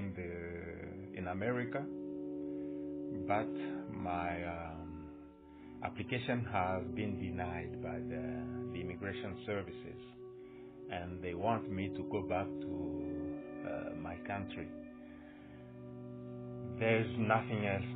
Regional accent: DR Congo; moved away as an adult; now in United States; my wife decided to leave my hometown with my kids

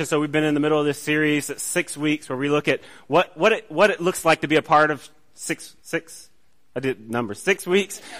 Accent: College Park, Georgia, United States; I grew up in College Park

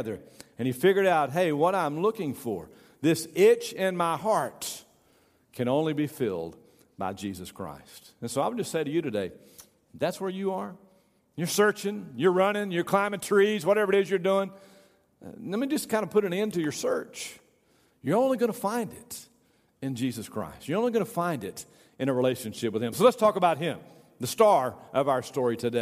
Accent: Tyler, Texas, United States; also born or lived in Sherman, Texas; when I got to be 9 years old, we moved from Sherman, Texas to Tyler, Texas

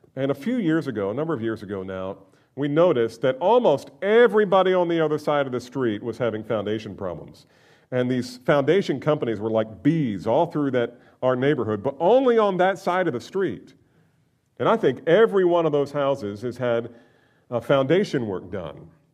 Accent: Northeast, United States; I grew up in the Northeast

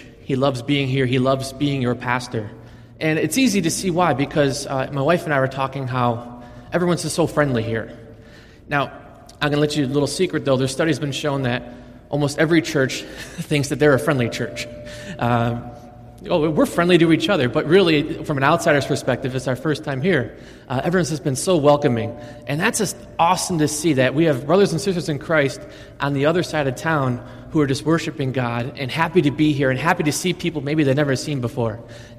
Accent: Buffalo, New York, United States; now in Las Vegas, United States; I'm actually from a city called Buffalo, New York.

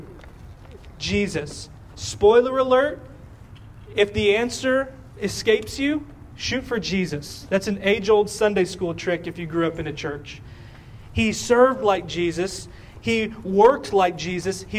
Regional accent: Texas, United States; We are from Texas

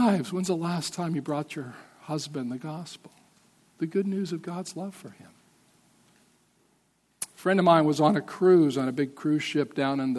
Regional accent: Montana, United States; I'm from Montana

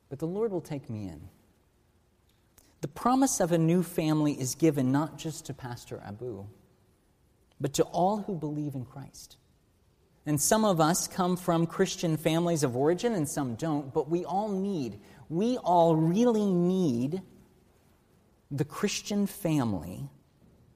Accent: United States

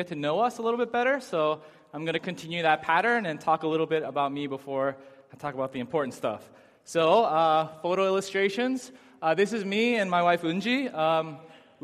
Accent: Chelmsford, Massachusetts, United States; also born or lived in Lowell, Massachusetts / Amherst, Massachusetts; now in Boston, United States; I was born in Lowell, Massachusetts. I grew up in Chelmsford, Massachusetts.

